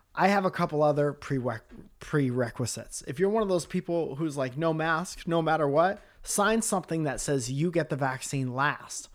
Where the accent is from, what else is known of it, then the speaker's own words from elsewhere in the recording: Milford, Connecticut, United States; moved away as an adult; also born or lived in Boston / Stamford, Connecticut; we'd moved out of our hometown. But in Milford, Connecticut